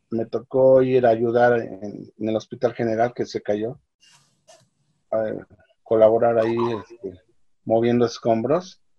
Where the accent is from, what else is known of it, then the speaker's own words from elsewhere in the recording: Mexico; saldremos adelante como país, como mexicanos y como hermanos